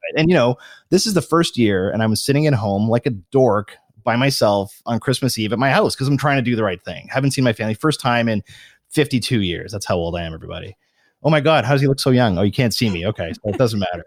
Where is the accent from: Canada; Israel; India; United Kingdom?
Canada; I'm a Canadian